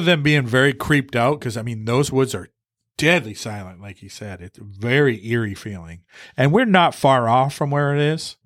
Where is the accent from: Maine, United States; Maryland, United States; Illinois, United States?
Maine, United States; We're from Maine